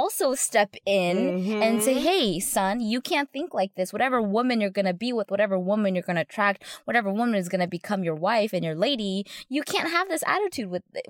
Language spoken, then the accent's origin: English; Arcadia, Orange County, California, United States; also born or lived in Laguna Beach, California; I remember in middle school, I moved from Arcadia to Orange County, and it was sort of a big shock